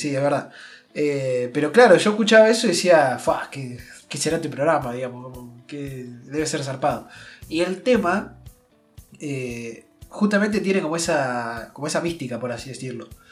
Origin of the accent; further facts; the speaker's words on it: Azul, Buenos Aires Province, Argentina; nosotros que venimos de Azul, eh, de acá en Provincia de Buenos Aires